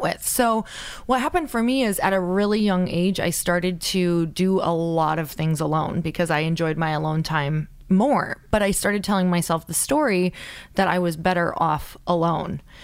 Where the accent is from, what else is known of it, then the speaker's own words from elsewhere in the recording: Upper Michigan, United States; I'm from a really small town in Upper Michigan